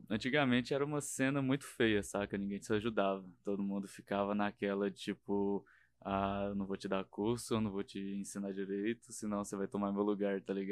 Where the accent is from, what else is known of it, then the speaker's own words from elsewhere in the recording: interior of Minas Gerais, Brazil; moved away; eu não era da capital, eu era mais do interior, né?